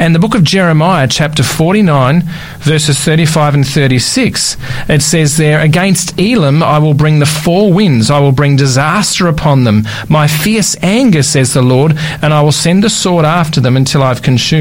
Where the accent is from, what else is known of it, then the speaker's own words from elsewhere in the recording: Australia; from Australia